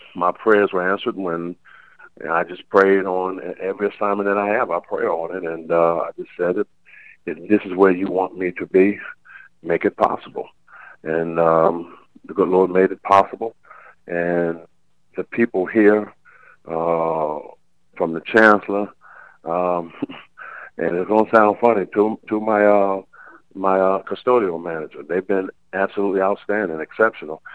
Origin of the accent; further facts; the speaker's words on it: Baltimore, Maryland, United States; now in Elizabeth City, United States; I'm from Baltimore